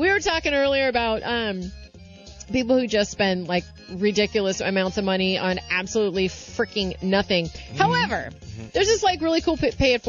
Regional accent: St. Louis, Missouri, United States; moved away; also born or lived in San Francisco / Oakland; I'm originally from St. Louis.

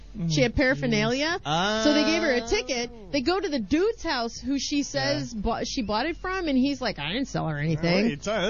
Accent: Missouri, United States; out of my home state, but thank God out of not my hometown. Springfield, Missouri.

